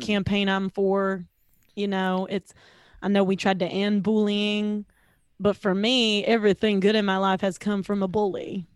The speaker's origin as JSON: {"language": "English", "region": "the South", "country": "United States", "said": "I'm from the South"}